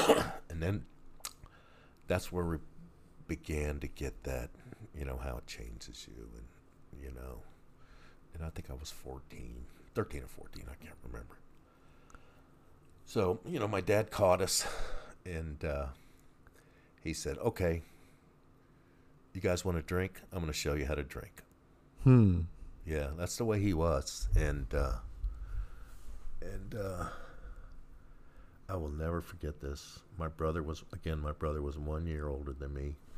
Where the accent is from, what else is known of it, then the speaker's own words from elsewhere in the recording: Washington, District of Columbia, United States; also born or lived in Baltimore, Maryland; I was born in Baltimore, Maryland. {S0} Okay. {S1} I was raised in the Washington D.C. area, that was our home base, Chesapeake Bay area